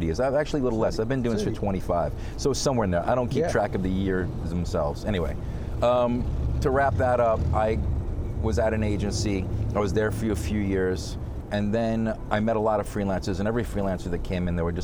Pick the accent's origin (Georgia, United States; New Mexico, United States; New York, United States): New York, United States; New York City; I'm first generation, so I was born here in Flushing, Queens